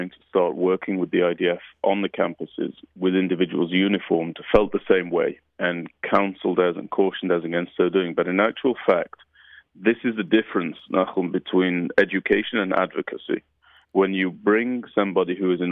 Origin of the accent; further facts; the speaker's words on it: United Kingdom; moved away; what we grew up with in the United Kingdom